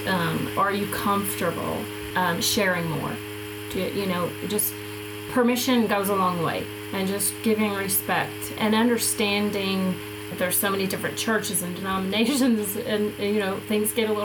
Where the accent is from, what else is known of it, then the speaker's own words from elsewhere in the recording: the South, United States; growing up in the South